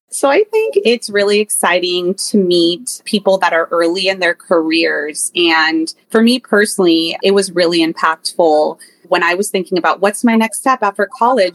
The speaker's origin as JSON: {"language": "English", "area": "the Peninsula, Bay Area", "region": "California", "country": "United States", "tie": "born or raised there", "said": "I grew up in the peninsula in the Bay Area, born and raised"}